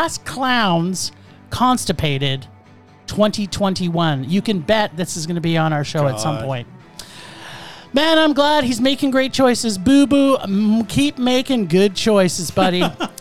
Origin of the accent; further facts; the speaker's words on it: Calgary, Alberta, Canada; Yeah, in the city of Calgary.